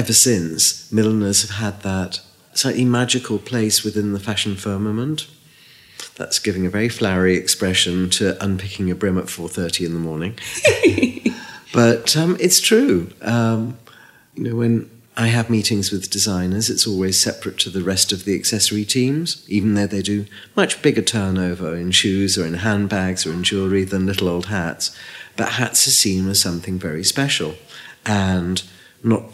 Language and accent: English; Liverpool, North West England, United Kingdom; moved away; also born or lived in London; I came from Liverpool and it was 40% unemployment.